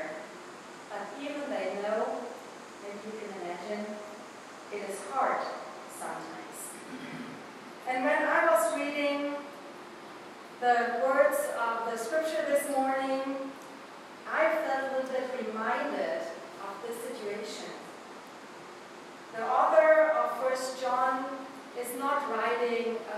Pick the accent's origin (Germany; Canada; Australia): Germany; accent: German; English is a second language; moved away as an adult; now in Westfield, United States; I'm a pastor from Germany, moving a couple years ago to Westfield, Ohio. So you will hear probably this morning a sermon with a little bit German accent